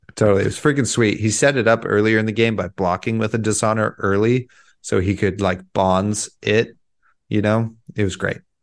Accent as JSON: {"language": "English", "country": "United States", "said": "I'm an American, that those count towards me also, even though I live, uh, one mile from the Pacific Ocean"}